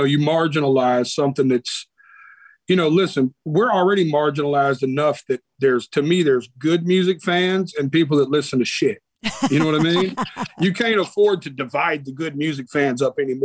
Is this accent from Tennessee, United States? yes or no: yes; Nashville, Tennessee, United States; also born or lived in Las Vegas; I was born right here in Nashville, Tennessee